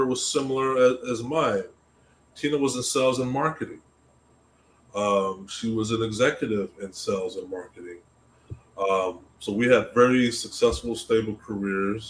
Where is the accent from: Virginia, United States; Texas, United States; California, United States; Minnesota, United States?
Texas, United States; Austin; I'm originally from Austin, Texas, another tech city